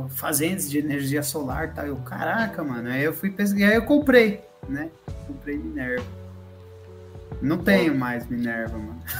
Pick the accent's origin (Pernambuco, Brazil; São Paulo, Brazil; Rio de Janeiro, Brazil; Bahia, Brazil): São Paulo, Brazil; Jundiaí; Mas eu sou de Jundiaí, mano.